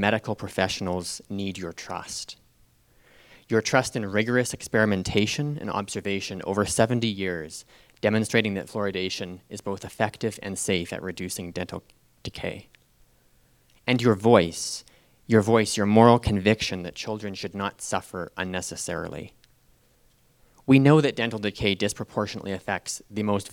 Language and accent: English; Calgary, Alberta, Canada; I was born and raised in Calgary.